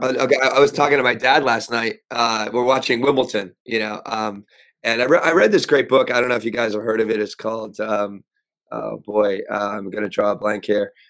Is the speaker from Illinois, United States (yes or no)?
no; Pennsylvania, United States; also born or lived in New York; I was raised in Pennsylvania in this house I'm in right now